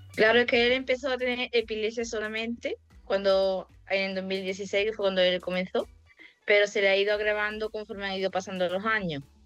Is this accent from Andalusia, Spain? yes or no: yes; Olvera, Andalusia, Spain; moved away as an adult; now in Estepona, Spain; soy de Estepona, bueno, vivo en Estepona, soy de Olvera, de un pueblecillo de Cádiz.